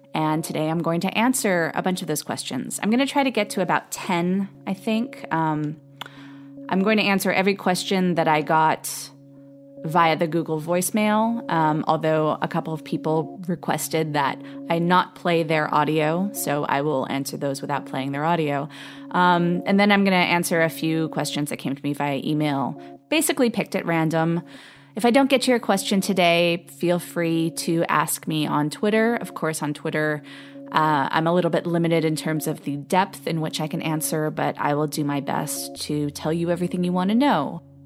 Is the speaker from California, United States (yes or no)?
yes; Los Angeles, California, United States; I was born and raised in Los Angeles